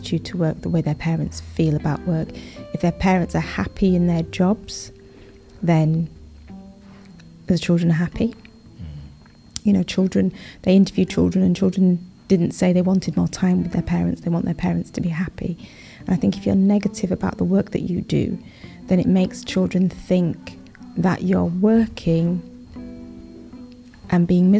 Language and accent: English; Leeds, Yorkshire and the Humber, United Kingdom; I grew up in Yorkshire, in Leeds.